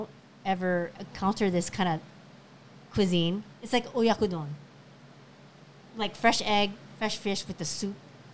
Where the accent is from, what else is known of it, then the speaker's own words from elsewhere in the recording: Philippines; I'm Filipino